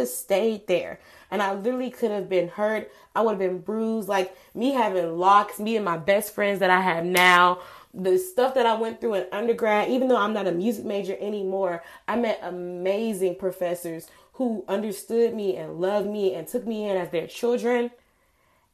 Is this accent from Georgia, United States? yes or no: yes; Atlanta, Georgia, United States; moved away as an adult; also born or lived in Montgomery, Alabama; I'm from Georgia. I'm from Atlanta, Georgia.